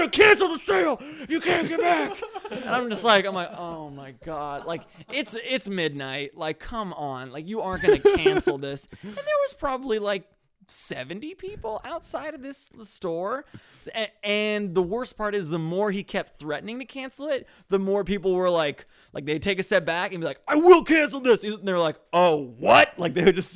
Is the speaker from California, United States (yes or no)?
yes; Orange County, California, United States; growing up in Orange County